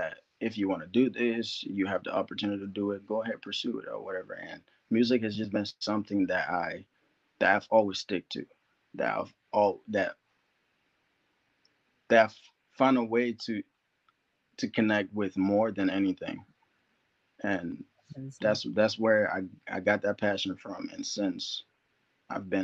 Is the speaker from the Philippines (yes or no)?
no; Liberia; now in United States; I was born in Liberia, West Africa